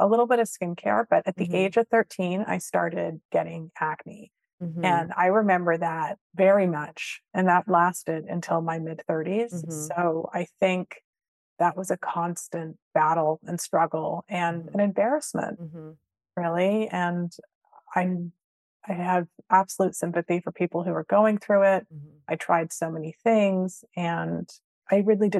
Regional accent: Vancouver, British Columbia, Canada; moved away; also born or lived in London, England; I grew up in Vancouver

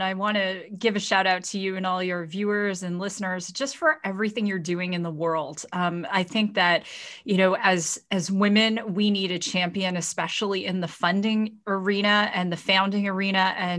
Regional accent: Ontario, Canada; So I grew up in Ontario, and I was actually raised by a single father and a very tough Chinese grandmother. And I grew up in our family restaurant.

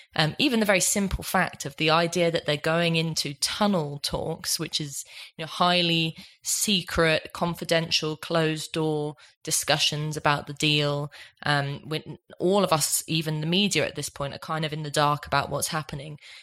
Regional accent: Ireland; I'm Irish

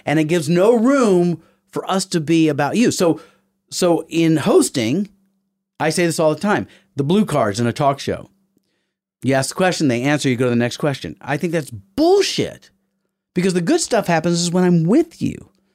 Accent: the South, United States; I'm from the South. I spent my whole life trying to look like that Southern gentleman

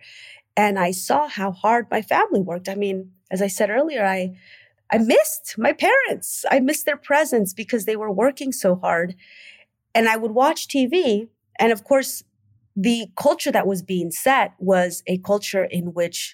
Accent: Oakland, California, United States; I grew up in the 80s during the era of the war on drugs in Oakland.

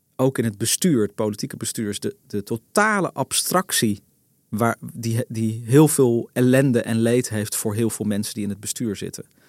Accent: Netherlands; ik ben een Hollander

